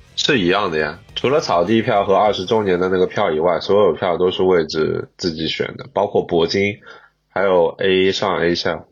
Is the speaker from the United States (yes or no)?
no; Shanghai, China; 作为一个上海人